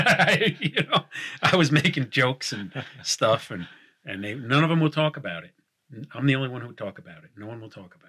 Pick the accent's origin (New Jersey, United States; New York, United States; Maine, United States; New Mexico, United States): New York, United States; I'm from New York